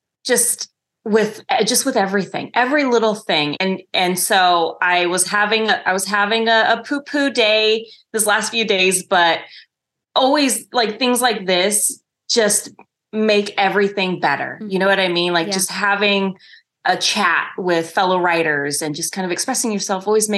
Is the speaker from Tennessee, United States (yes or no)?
no; Northern California, United States; also born or lived in Bay Area, California / Los Angeles / Hawaii; I grew up in a tiny town in Northern California. And when I think I was about 11 or 12, we moved to the Bay Area